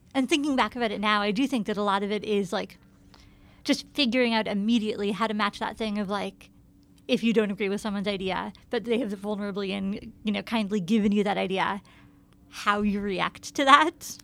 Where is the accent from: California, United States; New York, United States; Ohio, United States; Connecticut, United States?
New York, United States; Ithaca; now in New York, United States; I grew up in Ithaca